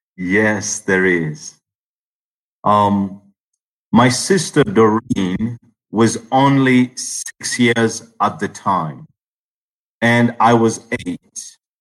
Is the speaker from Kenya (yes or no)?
no; Uganda; I am from Uganda